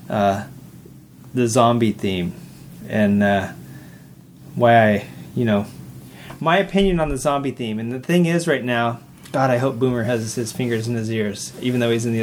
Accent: the South, United States; Howie and I come from the South

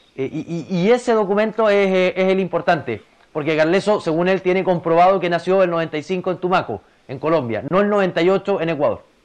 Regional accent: Chile; lo digo como chileno

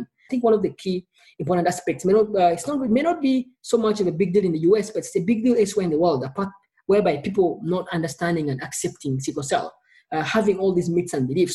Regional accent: Kampala, Central Region, Uganda; I was born in Kampala, Uganda, a small East African country.

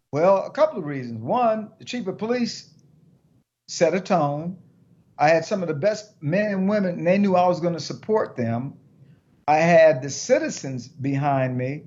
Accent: Detroit, Michigan, United States; I grew up in Detroit

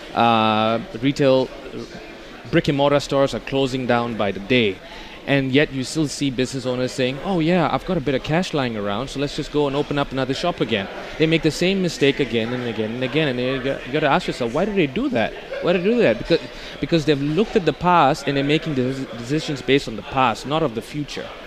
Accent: Amsterdam, North Holland, Netherlands; I'm from Amsterdam

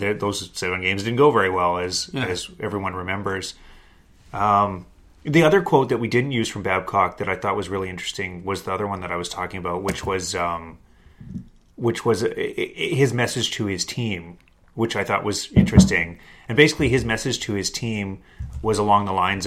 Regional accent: Kamloops, British Columbia, Canada; now in Toronto, Canada; I'm from Kamloops

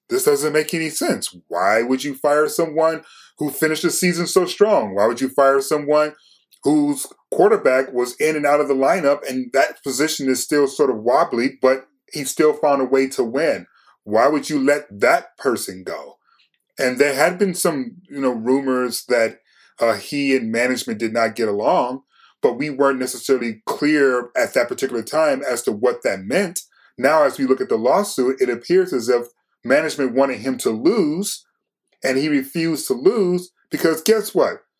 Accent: Detroit, Michigan, United States; I'm from Detroit

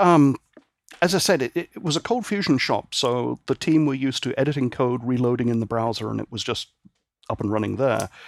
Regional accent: Northern Ireland, United Kingdom; also born or lived in Great Britain; now in San Francisco Bay Area, United States; I was born and raised in Northern Ireland, and my family moved back to the mainland in sixty-nine, and then I moved over here in ninety-nine

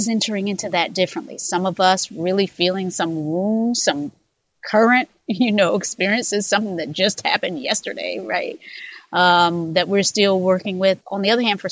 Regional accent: North Carolina, United States; I was born in North Carolina myself, born in a community that was shaped by segregation

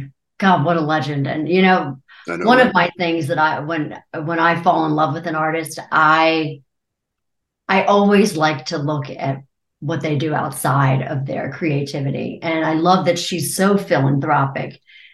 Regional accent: Maryland, United States; Maryland. Okay. Turn left at the cow, right at the church, keep on going directions.

